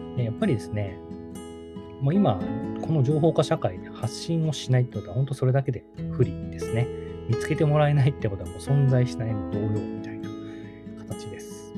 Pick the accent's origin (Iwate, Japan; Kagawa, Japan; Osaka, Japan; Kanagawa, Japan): Kagawa, Japan; moved away as an adult; 僕の地元実は、あの、香川県でちっちゃい